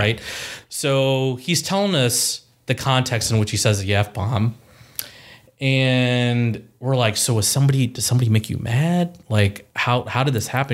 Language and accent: English; Columbus, Ohio, United States; also born or lived in Chicago / Powell, Ohio / Dublin, Ohio; born and raised in Columbus, Ohio.